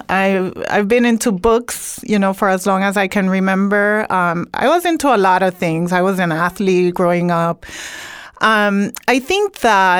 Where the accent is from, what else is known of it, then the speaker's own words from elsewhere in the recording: Ponce, Puerto Rico; now in Brooklyn, United States; I grew up in Puerto Rico, in Ponce, Puerto Rico